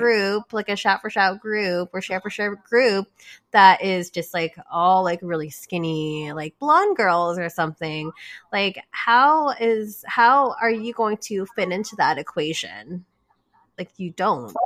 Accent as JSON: {"language": "English", "country": "Canada", "tie": "born or raised there", "said": "I was born here in Canada"}